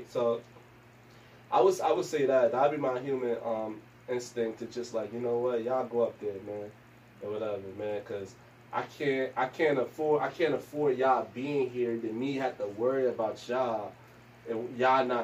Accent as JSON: {"language": "English", "town": "Newark", "region": "New Jersey", "country": "United States", "tie": "born or raised there", "said": "growing up in Newark is hard as is, you know, period. growing up in Newark is, um, it's hard, period."}